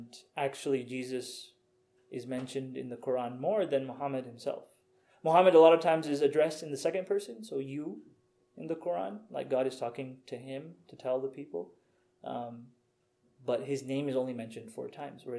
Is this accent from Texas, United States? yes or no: yes; Houston, Texas, United States; now in Redmond, United States; My parents are from Pakistan originally. I was born in Houston.